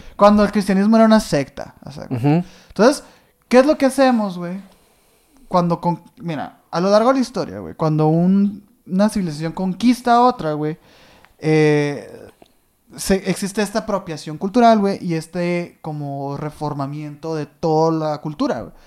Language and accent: Spanish; northern Mexico, Mexico